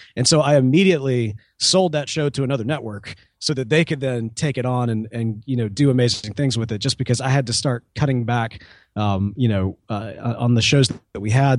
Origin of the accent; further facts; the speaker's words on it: Mississippi, United States; I'm also from Mississippi